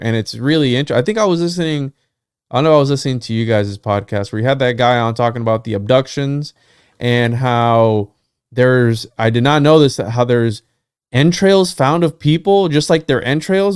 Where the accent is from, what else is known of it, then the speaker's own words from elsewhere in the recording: Puerto Rico; first language Spanish; English is a second language; I'm from Puerto Rico and my first language is Spanish